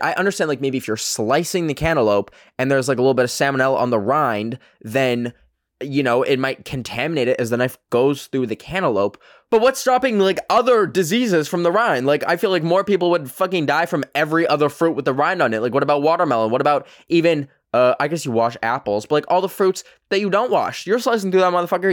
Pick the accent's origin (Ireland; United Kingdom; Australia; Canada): Canada; accent: Canadian; my fucking Canadian accent